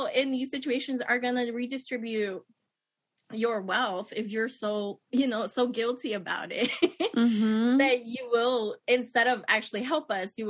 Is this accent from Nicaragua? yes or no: yes; Nicaragua; moved away; I grew up in Nicaragua, seeing all these white missionaries come to my country